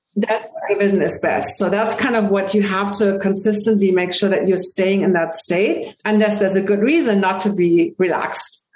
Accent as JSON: {"language": "English", "region": "Hamburg", "country": "Germany", "second_language": "English", "moved": "yes", "lives_now": "United States", "said": "I am from Hamburg, Germany, and I got my first pair of glasses at age three."}